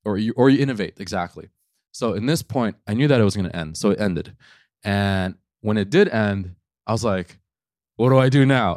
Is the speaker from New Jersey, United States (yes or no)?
no; New York City, New York, United States; I grew up in New York City